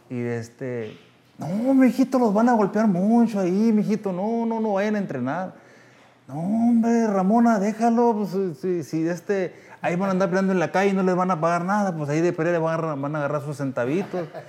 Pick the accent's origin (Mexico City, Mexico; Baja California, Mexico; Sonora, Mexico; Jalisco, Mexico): Sonora, Mexico; Navajoa; yo soy de Navajoa, Sonora